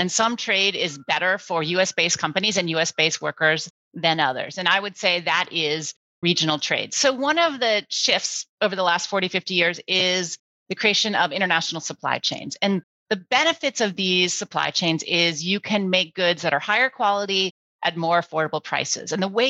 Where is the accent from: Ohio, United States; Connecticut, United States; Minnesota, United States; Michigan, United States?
Ohio, United States; Akron; I grew up in Akron, Ohio, so one of those industrial, post-industrial towns at the time.